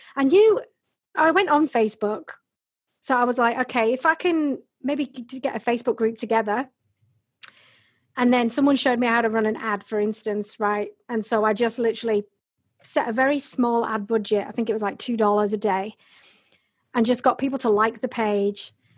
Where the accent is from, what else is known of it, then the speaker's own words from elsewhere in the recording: Bradford, Yorkshire and the Humber, United Kingdom; also born or lived in Hull; I was born and bred in Yorkshire in England, in Bradford.